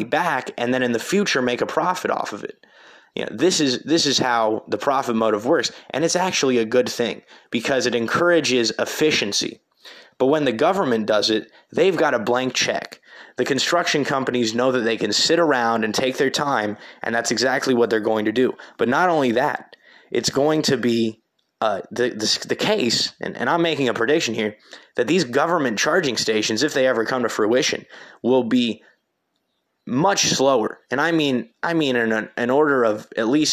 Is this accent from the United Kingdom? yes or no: no; Terre Haute, Indiana, United States; my hometown of Terre Haute